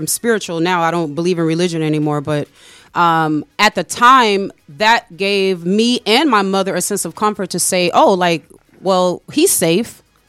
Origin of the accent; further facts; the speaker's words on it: Chicago, Illinois, United States; So I'm from Chicago originally